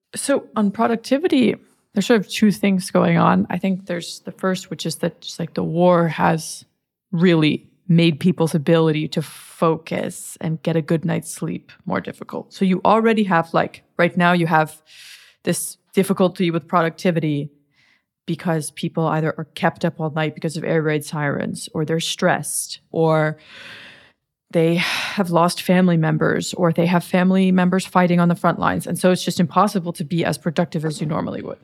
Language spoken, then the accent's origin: English; United States; I'm American